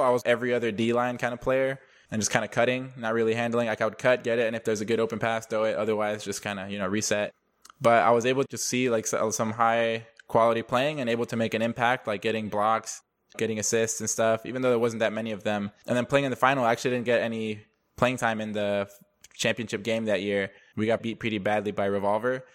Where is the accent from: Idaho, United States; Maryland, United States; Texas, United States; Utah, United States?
Texas, United States; Dallas; also born or lived in Denver, Colorado; I was born in Denver, but I grew up in, outside of Dallas ever since, uh, first grade